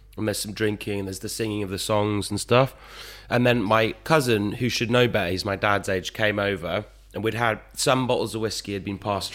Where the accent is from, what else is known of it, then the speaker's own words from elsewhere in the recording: Oxford, South East England, United Kingdom; also born or lived in Greece; So I was born in Oxford. And then we went.